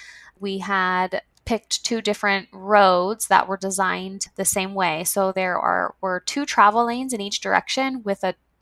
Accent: Pittsburgh, Pennsylvania, United States; moved away as an adult; now in Las Vegas, United States; I grew up in Pittsburgh, Pennsylvania, and I completed my undergraduate degree at Penn State University. I then moved to Las Vegas, Nevada to get my master's and PhD at UNLV, and I never left.

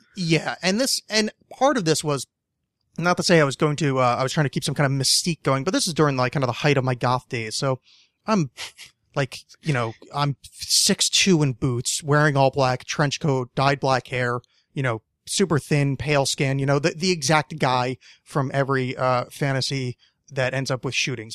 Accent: East Coast, United States; moved away; I'm not from the East Coast anymore, but I grew up on the East Coast.

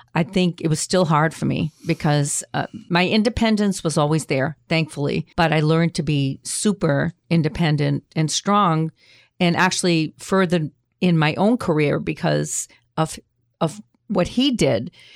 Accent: Boston, Massachusetts, United States; I grew up in the North End, which is down the street from there.

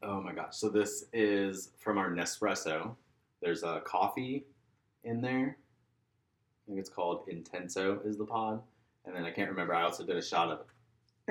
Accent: Orlando, Florida, United States; moved away as an adult; also born or lived in Minneapolis / Gainesville; now in Atlanta, United States; I loved growing up there

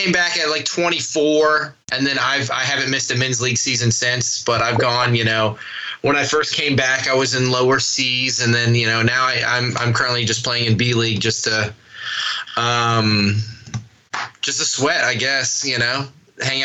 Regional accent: Charleston, South Carolina, United States; it was the first time we had hockey in Charleston

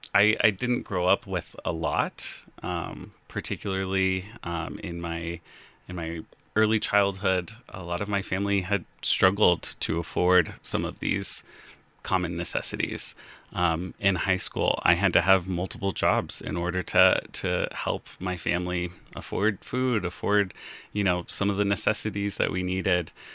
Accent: Colorado Springs, Colorado, United States; also born or lived in Fort Collins, Colorado; now in Lakewood, United States; I grew up in Colorado Springs

